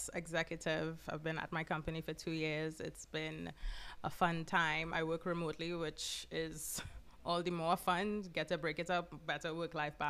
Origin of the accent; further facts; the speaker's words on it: Carenage, Trinidad & Tobago; moved away as an adult; also born or lived in New York; now in Atlanta, United States; I grew up in Point Cumana, Carinage, Trinidad. Moved to New York when I was 24 years old for school